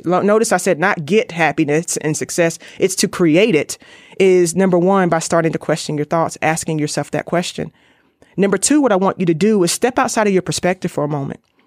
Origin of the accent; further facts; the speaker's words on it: Raleigh, North Carolina, United States; I'm from Raleigh, North Carolina